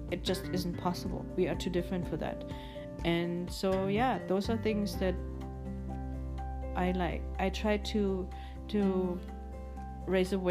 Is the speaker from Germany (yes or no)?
yes; Germany; yes, I was born and raised in Germany, but um, I've always liked cuckoo's clocks